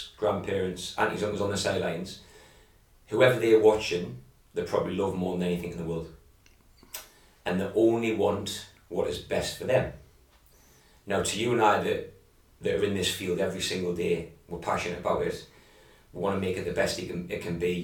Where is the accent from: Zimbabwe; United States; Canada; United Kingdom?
United Kingdom; England; moved away; growing up where I grew up back in England